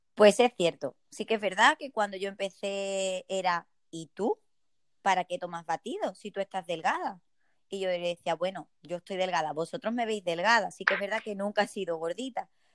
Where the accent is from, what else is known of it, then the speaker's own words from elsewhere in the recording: Ceuta, Spain; soy de Ceuta, soy española